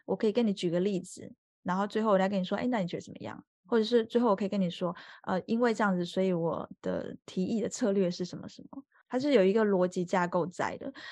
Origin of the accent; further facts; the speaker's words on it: Taiwan; now in France; 我自己就是台湾人出生嘛